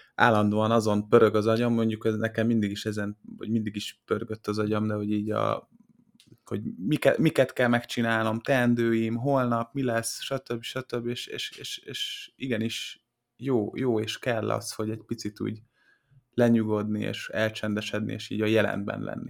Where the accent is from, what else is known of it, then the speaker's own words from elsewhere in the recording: Hungary; magyarok vagyunk, panaszkodunk